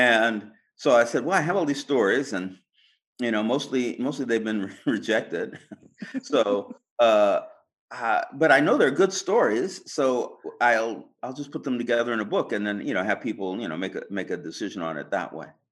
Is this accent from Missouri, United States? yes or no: no; California, United States; being a Californian, you know, I was a computer programmer